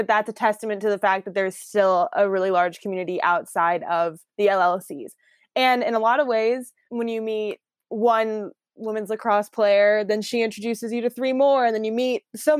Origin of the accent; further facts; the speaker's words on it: Iowa, United States; moved away as an adult; now in Washington, D.C., United States; Born and raised in Iowa, corn-fed girl over here